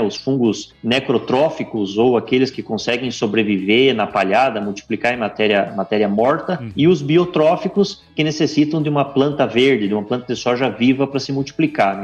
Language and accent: Portuguese; Santa Catarina, Brazil; moved away as an adult; also born or lived in Santa Maria; now in Formosa, Brazil; eu sou natural de Santa Catarina, fiz colégio agrícola em Santa Catarina